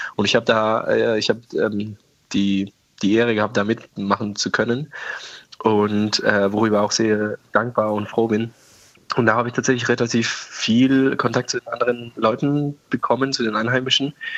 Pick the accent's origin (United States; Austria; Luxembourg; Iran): Iran; Tehran, Tehran Province; German is a second language; also born or lived in Oberammergau, Germany; now in Germany; ich bin ja, wie gesagt, in Teheran groß geworden